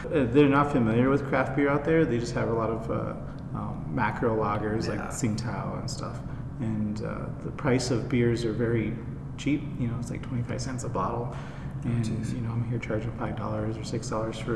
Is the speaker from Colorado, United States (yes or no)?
yes; Colorado, United States; moved away as an adult; also born or lived in China; I was born here in Colorado, actually, in this area.